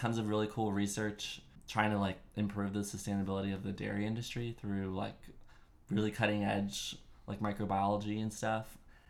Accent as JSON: {"language": "English", "town": "San Diego", "region": "California", "country": "United States", "tie": "born or raised there", "said": "Well, that's where I grew up, so."}